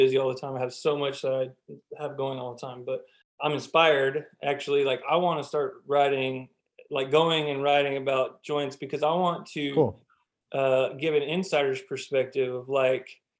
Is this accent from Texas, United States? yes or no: yes; Lubbock, Texas, United States; I was born and raised in Lubbock.